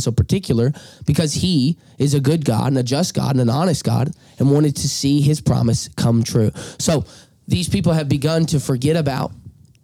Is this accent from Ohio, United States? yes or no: no; Alabama, United States; accent: drawl; moved away; I'm from Alabama